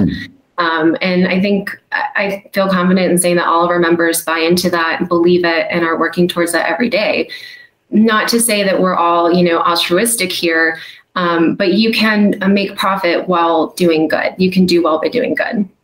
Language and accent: English; United States; as an American